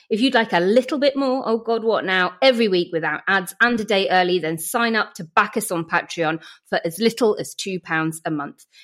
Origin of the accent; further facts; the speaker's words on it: Northern Ireland, United Kingdom; also born or lived in Leeds; now in London, United Kingdom; I grew up in Northern Ireland. I then lived in Leeds for six years. My parents are North Yorkshire dwellers.